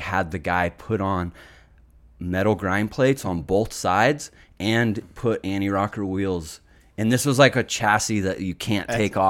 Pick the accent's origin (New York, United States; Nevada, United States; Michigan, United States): Nevada, United States; Reno; also born or lived in Solana Beach; So yeah, I was born in Solana Beach, San Diego, and then my parents raised me in Reno, Nevada